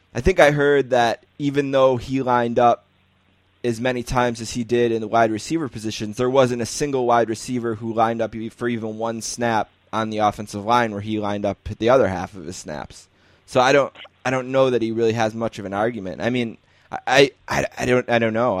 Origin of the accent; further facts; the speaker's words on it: Buffalo, New York, United States; I'm from Buffalo